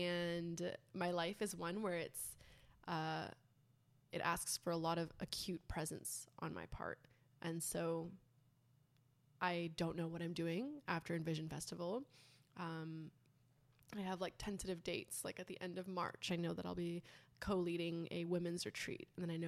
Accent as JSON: {"language": "English", "country": "French Polynesia", "tie": "born there", "said": "I was born in Tahiti. My biological father passed away when I was 6 months old."}